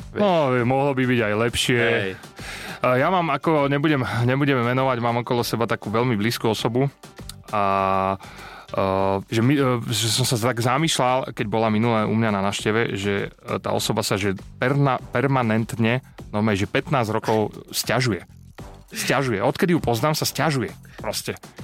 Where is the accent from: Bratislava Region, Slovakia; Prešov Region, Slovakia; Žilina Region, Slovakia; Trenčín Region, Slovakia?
Trenčín Region, Slovakia; Prievidza; ja som z Prievidze